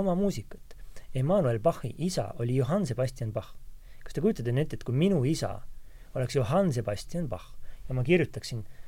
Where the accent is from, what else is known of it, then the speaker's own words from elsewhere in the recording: Tallinn, Harju County, Estonia; moved away as an adult; also born or lived in London / Paris; mina olen küll tallinlane täitsa, ma olen, olin ju siiski kümme aastat välismaal